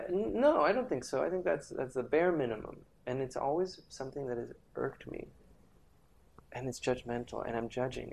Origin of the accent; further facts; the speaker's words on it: Caracas, Capital District, Venezuela; I grew up in Venezuela, in Caracas, Venezuela